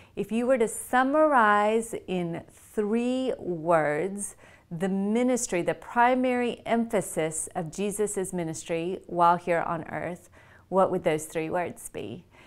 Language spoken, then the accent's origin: English; the South, United States; also born or lived in India; I grew up in the South, brought up in a Hindu home, but in the South